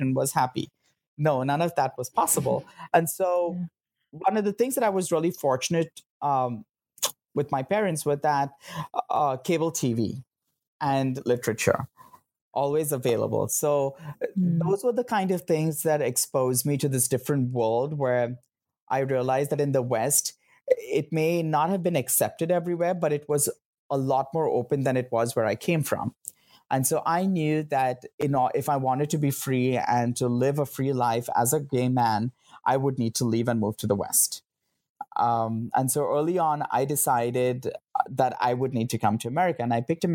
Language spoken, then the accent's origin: English; Mumbai, Maharashtra, India; moved away as an adult; now in United States; I grew up in Bombay